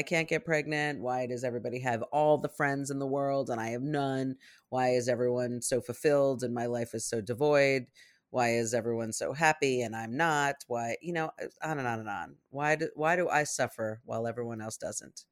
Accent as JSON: {"language": "English", "town": "New York City", "region": "New York", "country": "United States", "tie": "born or raised there", "said": "when I was a kid growing up in New York City"}